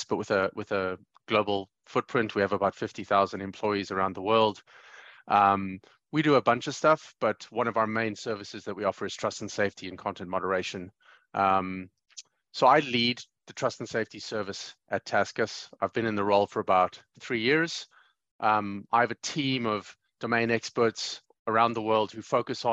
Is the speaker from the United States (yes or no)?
no; Johannesburg, Gauteng, South Africa; growing up in Johannesburg, South Africa, and I came of age in the mid 90s